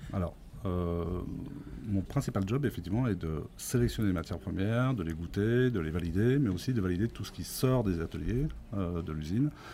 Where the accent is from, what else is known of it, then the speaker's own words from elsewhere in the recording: France; je suis né effectivement sur cette ferme euh, et j'y réside encore